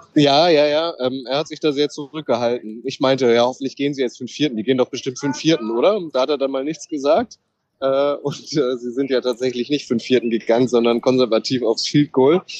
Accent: Germany; wir kommen aus, aus Germany

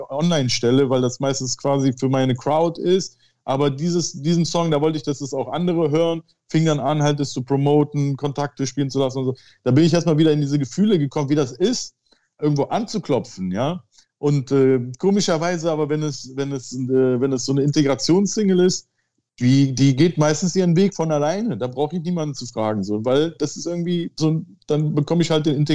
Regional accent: Turkey; Aber als Türke ging das immer so, ja.

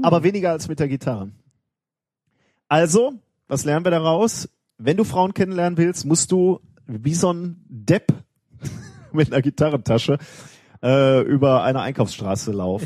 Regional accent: Gelsenkirchen, North Rhine-Westphalia, Germany; in meiner Heimatstadt

